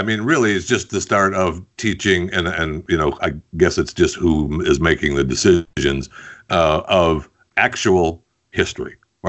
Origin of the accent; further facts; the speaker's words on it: Michigan, United States; because I grew up in Michigan, in the state of Michigan.